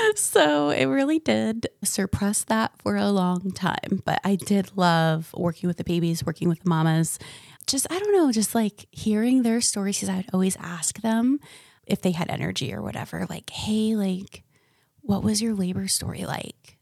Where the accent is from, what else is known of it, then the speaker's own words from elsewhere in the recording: Ocala, Florida, United States; also born or lived in Michigan; I was raised in central Florida and a little town called Ocala